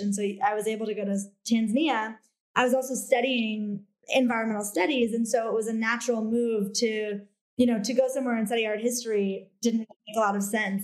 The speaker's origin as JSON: {"language": "English", "area": "just outside Cleveland", "region": "Ohio", "country": "United States", "tie": "born or raised there", "also_born_or_lived": "East Coast / Bahamas", "moved": "as an adult", "said": "I am originally from just outside Cleveland, Ohio. So born and raised Midwest"}